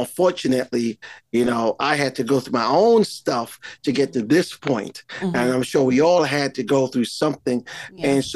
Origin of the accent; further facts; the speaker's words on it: Montserrat; I am from Caribbean island of Montserrat